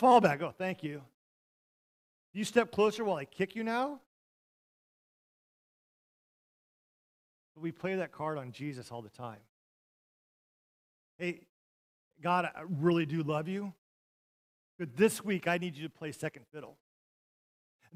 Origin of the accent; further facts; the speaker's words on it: Montana, United States; moved away as an adult; now in Ponca City, United States; I took her to my hometown. I took her where I grew up